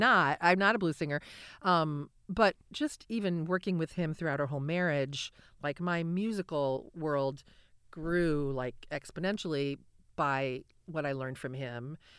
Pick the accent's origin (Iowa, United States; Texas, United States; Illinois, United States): Iowa, United States; Cedar Rapids; moved away as an adult; also born or lived in Nashville; I grew up in Cedar Rapids, but I lived elsewhere for twenty years.